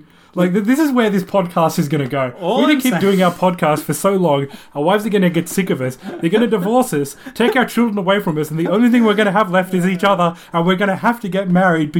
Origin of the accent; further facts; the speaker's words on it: Sydney, New South Wales, Australia; also born or lived in Japan; when I was going to school in Sydney, when my primary school there